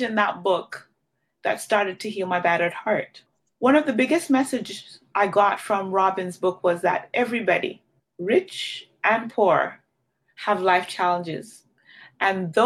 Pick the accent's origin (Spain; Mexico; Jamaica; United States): Jamaica; moved away; I grew up in Jamaica